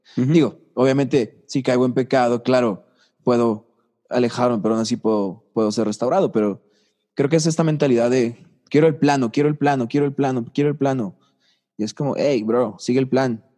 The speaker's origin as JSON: {"language": "Spanish", "region": "Tlaxcala", "country": "Mexico", "tie": "born or raised there", "also_born_or_lived": "Puebla", "said": "Yo nací en Tlaxcala. Yo nací en Tlaxcala. Pasé hasta la prepa en Tlaxcala."}